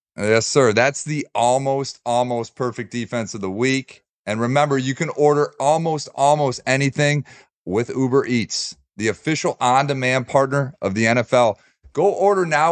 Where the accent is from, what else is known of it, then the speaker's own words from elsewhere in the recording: Detroit, Michigan, United States; My hometown Detroit